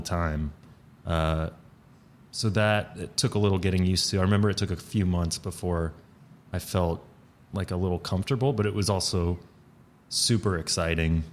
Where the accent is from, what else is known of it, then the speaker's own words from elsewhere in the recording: Atlanta, Georgia, United States; moved away as an adult; now in New York, United States; I grew up in Atlanta, like, in the city